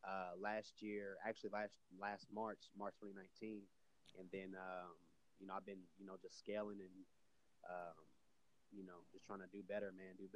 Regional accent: Austin, Texas, United States; I'm born and raised in Austin, Texas

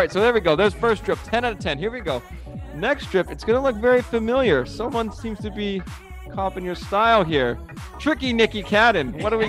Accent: United States; So we're American, you know, so we break the rules.

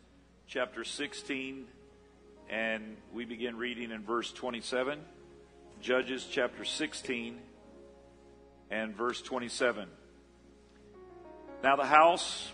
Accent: Melbourne, Florida, United States; As a young boy growing up in the Melbourne and Palm Bay area

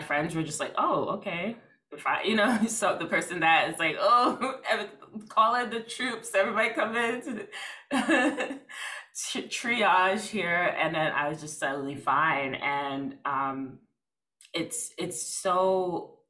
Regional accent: New York City, New York, United States; I'm from Brooklyn. I don't know. I'm in Brooklyn.

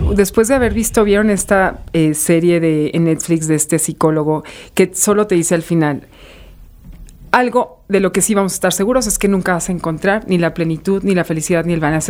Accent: Saltillo, Coahuila, Mexico; muy del norte soy de Saltillo

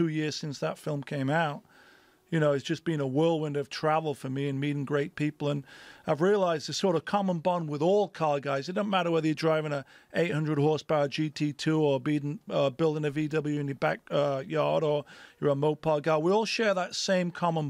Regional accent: England, United Kingdom; moved away as an adult; now in United States; growing up in England and then coming to America as a 19-year-old, not knowing anybody, but just sort of following your passion.

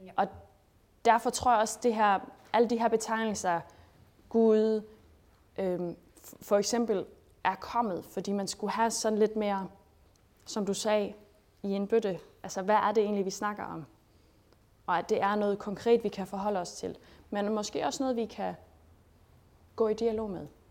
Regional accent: Schleswig-Holstein, Germany; moved away as an adult; also born or lived in Denmark; jeg er født og opvokset i Sydslesvig

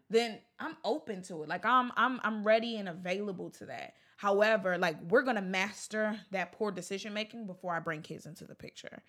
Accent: Baltimore, Maryland, United States; moved away as an adult; also born or lived in Chicago / New York; now in Los Angeles, United States; I'm from Baltimore, Maryland, born and raised

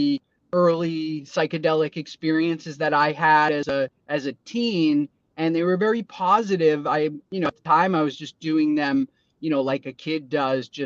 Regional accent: Boston, Massachusetts, United States; I grew up in Boston

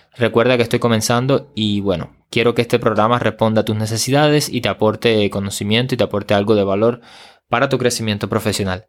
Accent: Cuba

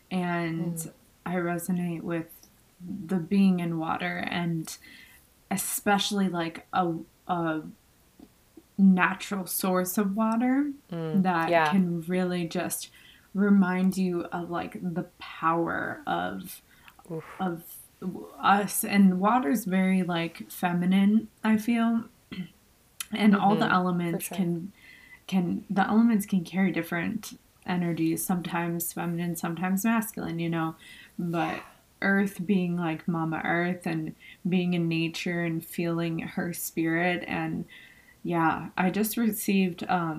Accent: Buffalo, New York, United States; moved away; we're both from Buffalo, New York

